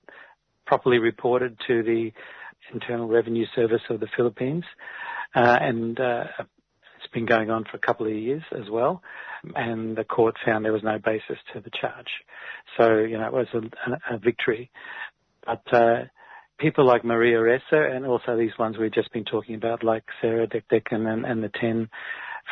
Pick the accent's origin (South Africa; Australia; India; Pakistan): Australia; I'm Australian